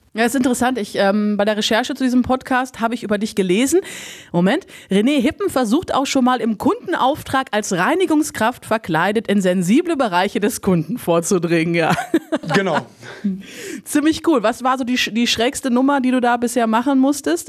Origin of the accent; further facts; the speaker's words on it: Lübbecke, North Rhine-Westphalia, Germany; ich komme ja aus dem Raum mhm. Lübbecke